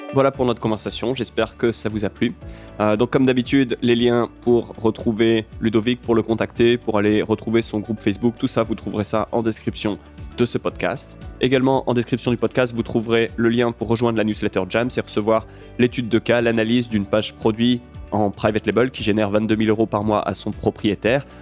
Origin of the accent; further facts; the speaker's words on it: France; en tant que Français